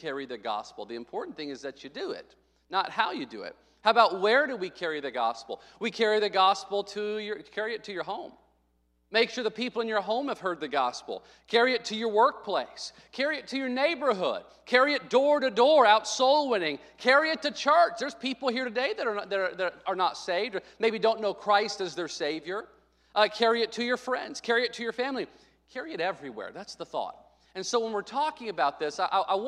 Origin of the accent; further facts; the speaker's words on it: Arkansas, United States; moved away; When I was a kid growing up in Arkansas